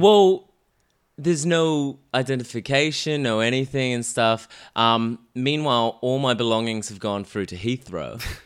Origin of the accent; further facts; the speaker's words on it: Melbourne, Victoria, Australia; moved away as an adult; now in London, United Kingdom; I'm from Melbourne